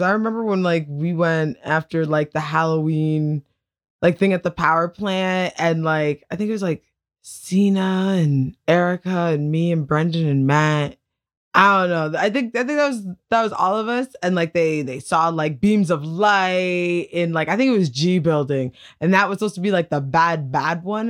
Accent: Tillsonburg, Ontario, Canada; I'm from Tilsonburg, and there's, like, cows and other types of livestock.

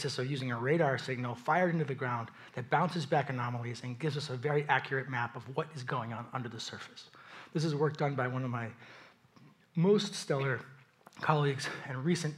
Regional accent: East Coast, United States; I'm from the East Coast, I barely know what to wear.

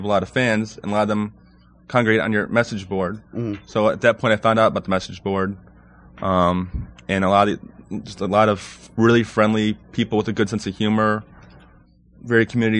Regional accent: Illinois, United States; now in Baltimore, United States; I'm originally from Illinois, but I live in Maryland, Baltimore, an area now.

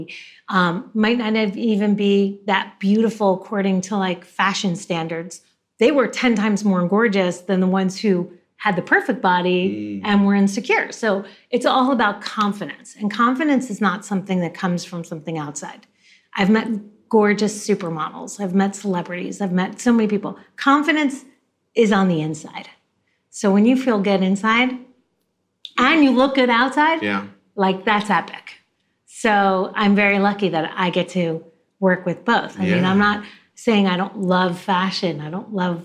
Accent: New Jersey, United States; moved away as an adult; also born or lived in Manhattan, New York; now in Los Angeles, United States; I was born in Manhattan, right. But I was raised in New Jersey

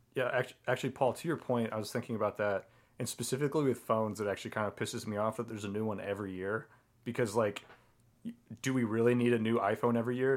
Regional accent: Colorado, United States; I grew up in Colorado

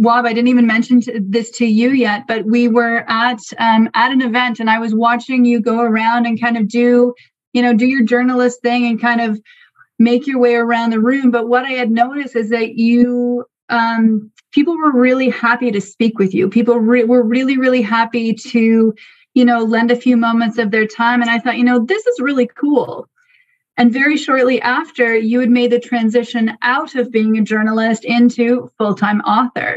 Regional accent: Algonquin territory, Ontario, Canada; I am Madawaskarini Algonquin, and I live in my ancestral territory, which is now, well, most of it is now covered by what is also known as Algonquin Provincial Park in Ontario.

